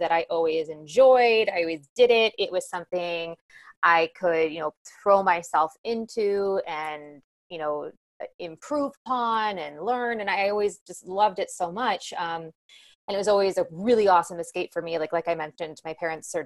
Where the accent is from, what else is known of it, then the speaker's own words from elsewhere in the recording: Overland Park, Kansas, United States; moved away as an adult; also born or lived in West Virginia / Michigan; now in New York, United States; So I am from Kansas City, from Overland Park, Kansas. It's a suburb outside of Kansas City on the Kansas side.